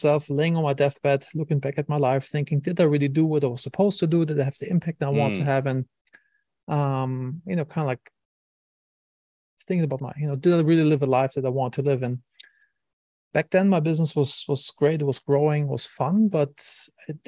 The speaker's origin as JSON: {"language": "English", "town": "Wiesbaden", "region": "Hesse", "country": "Germany", "moved": "yes", "said": "I'm from Germany originally."}